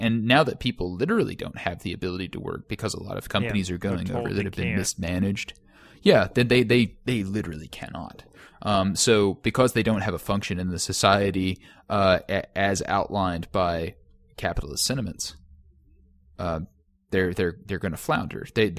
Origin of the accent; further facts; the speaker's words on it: Kentucky, United States; but like, based on the culture that I was raised in Western Kentucky, all of those things culminated into all of those tenets.